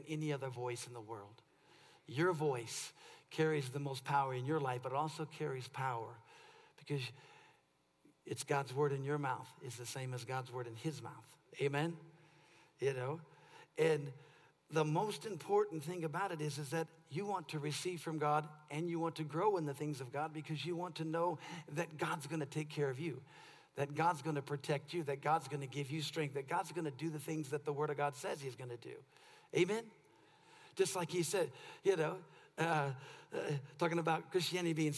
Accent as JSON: {"language": "English", "region": "California", "country": "United States", "said": "I'm from California"}